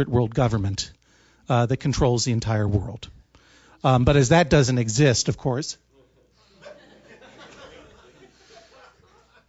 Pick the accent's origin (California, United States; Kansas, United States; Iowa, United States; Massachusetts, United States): Massachusetts, United States; Brookline; I'm from Brookline, Massachusetts